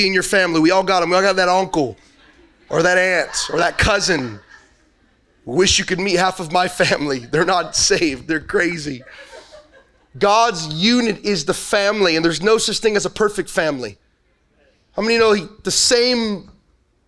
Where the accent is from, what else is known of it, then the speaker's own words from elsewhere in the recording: Los Angeles, California, United States; I'm originally from Los Angeles, so I'm not a born and raised Texan